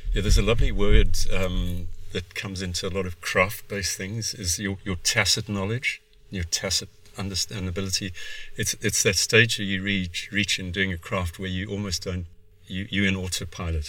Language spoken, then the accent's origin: English; South Africa; moved away; also born or lived in Cape Town; I'm South African of origin, med school in Cape Town